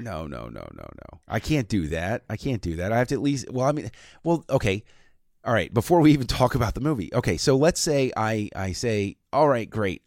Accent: between Washington DC and Baltimore, Maryland, United States; I was growing up in that area, and I was halfway between D C and Baltimore.

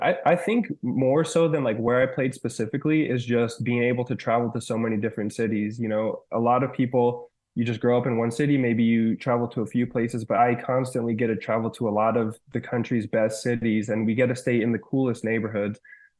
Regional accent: Colorado, United States; like I grew up in Colorado, I thought it was great, and it is great.

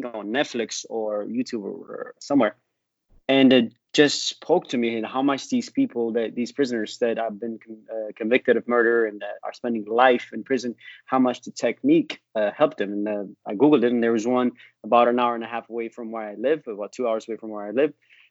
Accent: San Jose, California, United States; moved away as an adult; also born or lived in Ethiopia / Santa Cruz; now in Texas, United States; I grew up in California, Northern California. San Jose and Santa Cruz

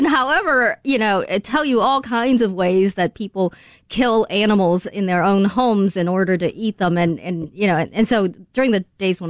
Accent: China; moved away; The internet did not exist when I, you know, was growing up in China.

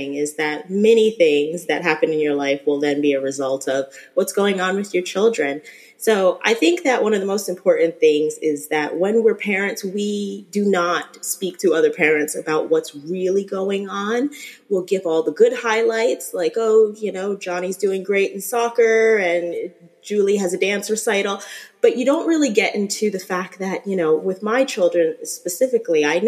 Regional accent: New Jersey, United States; moved away as an adult; now in Florida, United States; I am originally from New Jersey, so around that New York area.

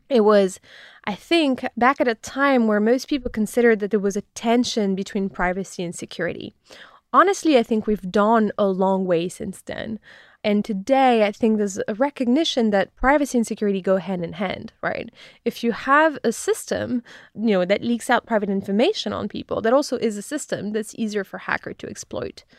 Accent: France; moved away as an adult; now in United States; I grew up in France

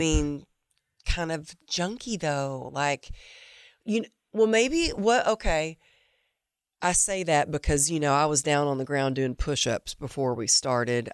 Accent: the Bible Belt, United States; I grew up in the Bible Belt

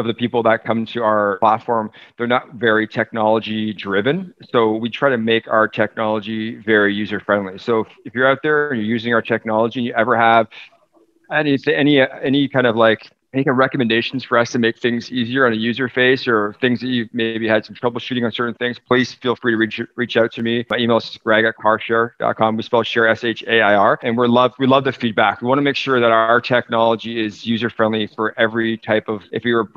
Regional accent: Toronto, Ontario, Canada; also born or lived in United States; now in British Columbia, Canada; So I grew up in Toronto, but I've lived in BC for almost 20 years, going back and forth to the US

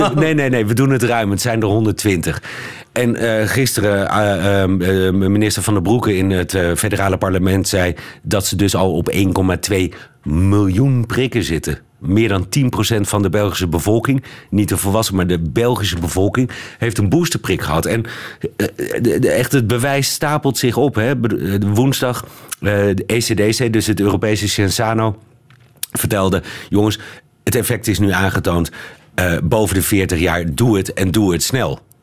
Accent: Netherlands; als Hollander

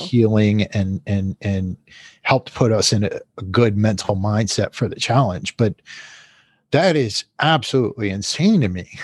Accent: United States; as an American

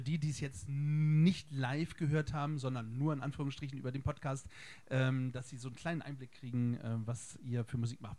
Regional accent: Bremen, Germany; moved away; also born or lived in Berlin; ich komme aus Bremen

